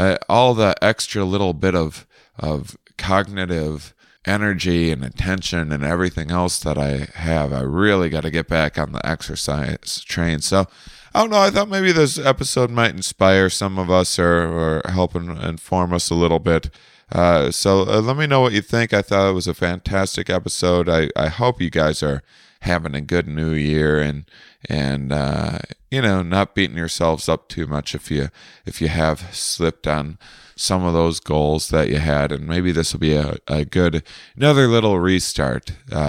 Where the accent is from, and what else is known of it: La Crosse, Wisconsin, United States; born or raised there